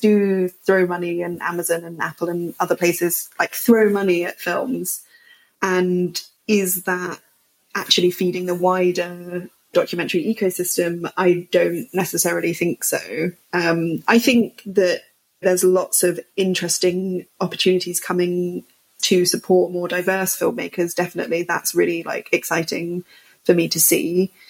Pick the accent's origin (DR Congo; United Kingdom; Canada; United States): United Kingdom; also born or lived in north of England; now in London, United Kingdom; as a British person